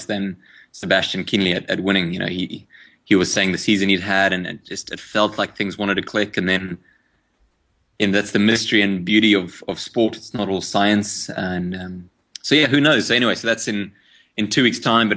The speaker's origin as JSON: {"language": "English", "country": "South Africa"}